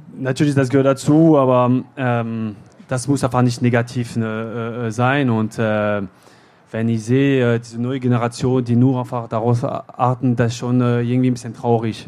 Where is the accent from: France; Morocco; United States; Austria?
France; German is a second language; moved away as an adult; now in Bochum, Germany; in Frankreich, ja, äh, in meiner Heimat